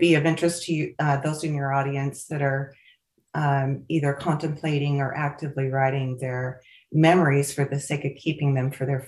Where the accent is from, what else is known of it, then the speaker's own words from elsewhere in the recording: Pocatello, Idaho, United States; also born or lived in Seattle, Washington / Santa Fe, New Mexico; now in Las Vegas, United States; I describe growing up in Pocatello, Idaho.